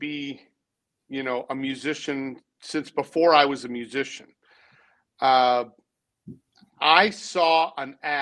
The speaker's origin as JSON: {"language": "English", "town": "Boston", "region": "Massachusetts", "country": "United States", "tie": "born or raised there", "also_born_or_lived": "Texas", "moved": "as an adult", "lives_now": "Nashville, United States", "said": "I was born in Boston. I was raised in the suburbs."}